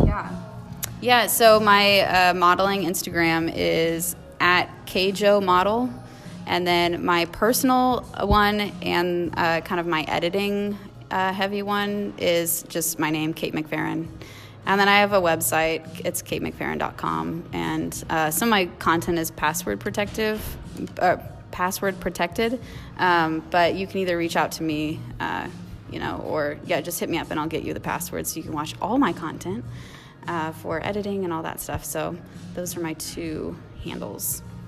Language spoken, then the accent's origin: English; Blue Springs, Missouri, United States; I grew up in Blue Springs